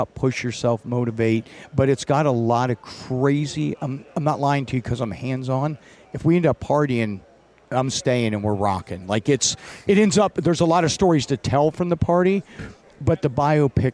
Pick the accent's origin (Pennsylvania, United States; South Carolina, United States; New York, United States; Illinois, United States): Pennsylvania, United States; Butler; I was born and raised in Butler, Pennsylvania